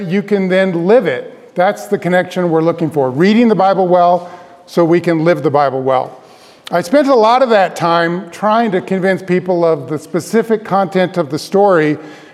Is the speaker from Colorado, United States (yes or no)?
yes; Denver, Colorado, United States; also born or lived in Grand Rapids, Michigan / Palmer Lake, Colorado; I grew up in Denver, Colorado